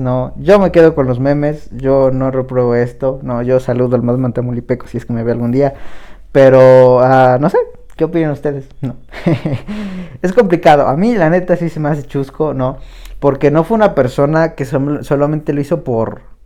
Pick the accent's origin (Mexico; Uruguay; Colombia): Mexico; somos mexicanos